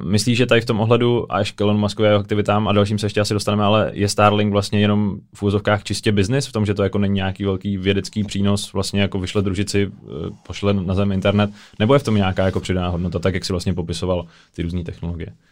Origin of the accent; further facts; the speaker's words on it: Czechia; že jsme z České republiky